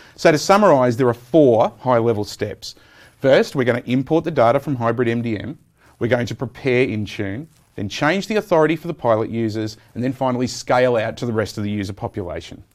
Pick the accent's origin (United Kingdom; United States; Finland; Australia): Australia; I'm an Australian